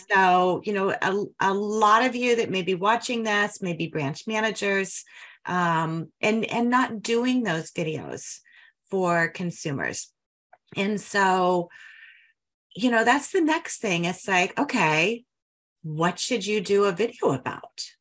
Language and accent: English; Denver, Colorado, United States; I'm a Denver girl, grew up there